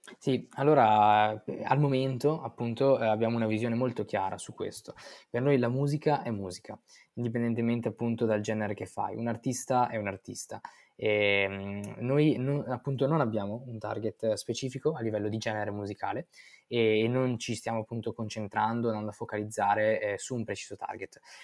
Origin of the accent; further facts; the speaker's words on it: Verona, Veneto, Italy; Io sono originario di Verona e nato e cresciuto lì